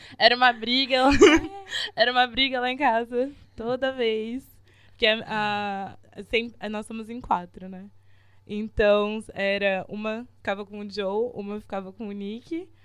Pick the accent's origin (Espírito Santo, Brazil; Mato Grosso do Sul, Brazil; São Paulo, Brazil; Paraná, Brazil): São Paulo, Brazil; interior of; a gente é daqui do interior de São Paulo